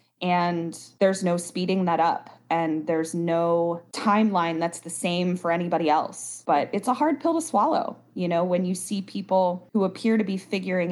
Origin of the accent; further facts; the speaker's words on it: Baltimore, Maryland, United States; moved away as an adult; I grew up in Baltimore, obviously went to high school in Baltimore, and then I went to college in Baltimore as well